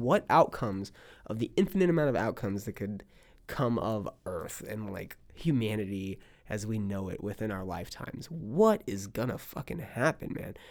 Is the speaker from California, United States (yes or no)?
yes; California, United States; now in Texas, United States; I'm from California. I say I'm from California